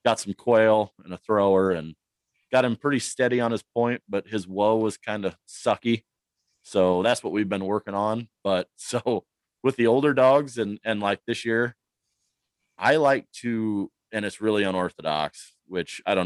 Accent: Cedar Rapids, Iowa, United States; now in Northwest Iowa, United States; I'm originally from Cedar Rapids

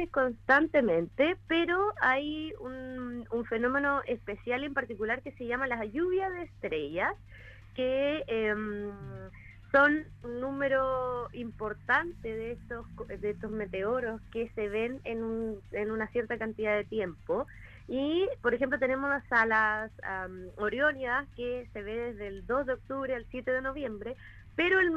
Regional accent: Osorno, Los Lagos, Chile; Bueno, eh, no mencionaron, pero yo soy de Osorno.

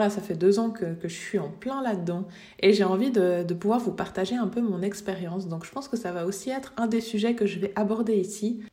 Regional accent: Switzerland; je viens de Suisse

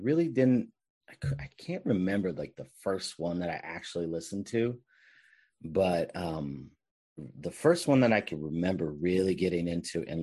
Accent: Bay Area, California, United States; I'm from the Bay Area, so we had all sorts of radio stations

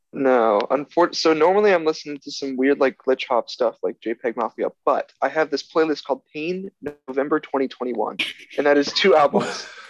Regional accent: Orlando, Florida, United States; moved away as an adult; now in New Haven, United States; I'm from Orlando, Florida, so you get that cool Floridian on your podcast for the first time

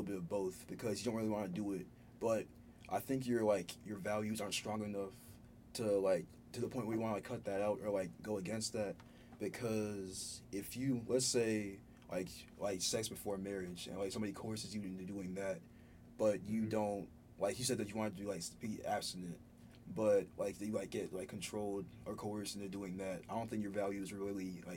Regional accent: Ghana; moved away; I was born in Ghana originally, raised in an African household.

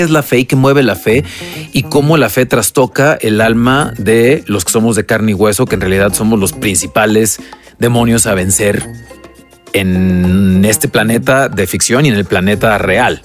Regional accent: Mexico; como mexicanos

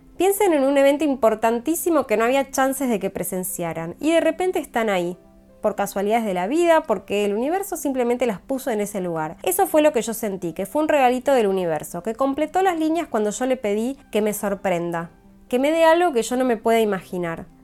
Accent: Argentina; moved away; llegar a mi país con ganas de ver a mi familia

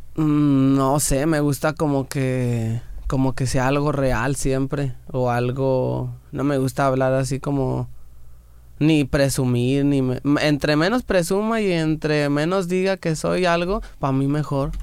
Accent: Guanajuato, Mexico; Me acuerdo cuando yo estaba en Morrillo

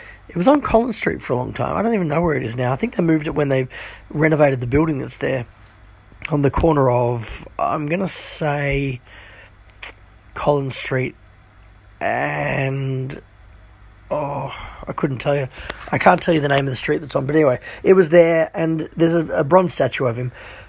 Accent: Hong Kong; also born or lived in China / India / Sri Lanka / Philippines; And I guess growing up in Hong Kong, and we spent time in China, we went to India, Sri Lanka. I remember being in the Philippines, Singapore. We spent all of my childhood, really, more or less, in Asian countries.

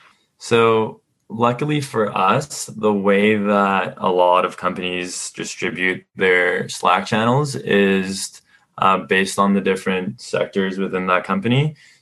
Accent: Mexico; now in Canada; When I immigrated to Canada from Mexico, I kind of grew up with my parents being self-starters, starting their own business

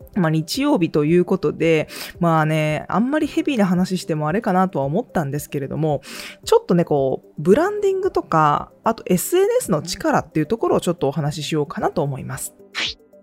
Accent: Gifu, Japan; moved away; 私は本当に岐阜県の岐阜市に生まれまして

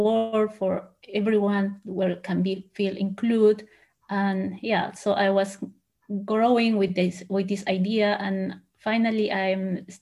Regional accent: Peru; English is a second language; moved away as an adult; also born or lived in Huancayo, Peru / Lima, Peru; now in Germany; I was born in Huancayo. It is a small city in the mountains in Peru, but I moved to Lima, the capital, with my parents and my sisters

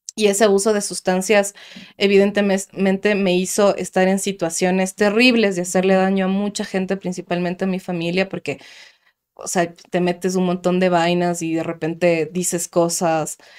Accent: Quito, Pichincha, Ecuador; moved away as an adult; yo vengo del sur de Quito orgullosamente

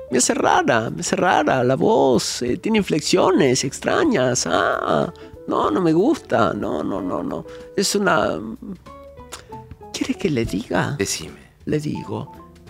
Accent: Villa Cañas, Santa Fe, Argentina; Yo soy santa santafesina, yo soy de Villa Cañas.

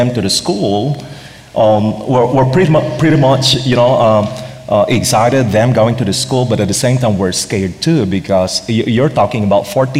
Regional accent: Philippines; With the Asian American context, for Filipino, for one, we're very relational

